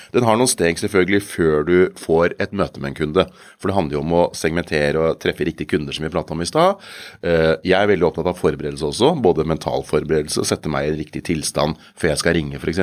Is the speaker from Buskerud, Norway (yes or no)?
yes; Kongsberg, Buskerud, Norway; jeg kommer fra Kongsberg